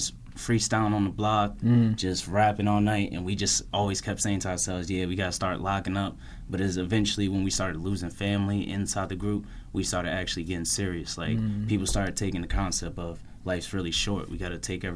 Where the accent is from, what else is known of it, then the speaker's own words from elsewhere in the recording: Orange, New Jersey, United States; We're from Orange